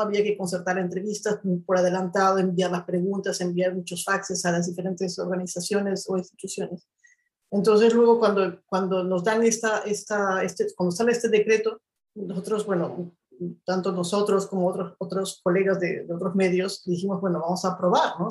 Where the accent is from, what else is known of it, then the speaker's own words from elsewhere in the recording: Ayacucho, Peru; moved away as an adult; also born or lived in China; desde mi experiencia como peruana, además desde las cosas que yo he vivido en el Perú, porque yo estudié en la universidad en el Perú